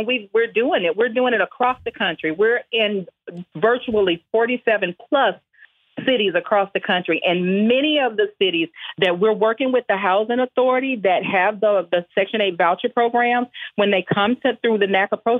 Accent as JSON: {"language": "English", "town": "Houston", "region": "Texas", "country": "United States", "said": "I'm from the Fofo."}